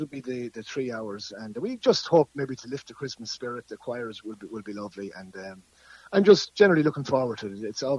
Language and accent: English; Nenagh, Tipperary, Ireland; Well, I'm from Nina.